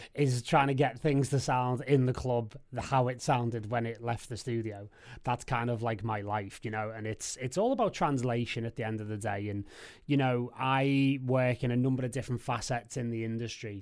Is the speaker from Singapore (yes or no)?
no; Liverpool, North West England, United Kingdom; I lived in Liverpool and I'm from Liverpool and I'm, I'm still here now